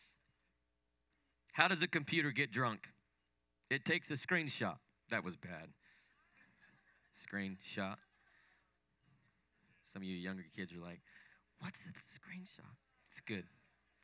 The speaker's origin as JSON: {"language": "English", "town": "Salt Lake City", "region": "Utah", "country": "United States", "tie": "born or raised there", "said": "I grew up in Salt Lake City, Utah. I was born and raised there"}